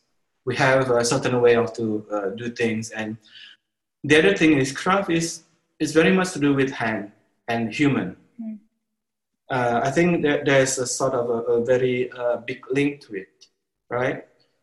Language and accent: English; Sumatra, Indonesia; born there; now in Bali, Indonesia; I live in Bali. I consider Bali is actually my home now. But like you said, I was born in Sumatra.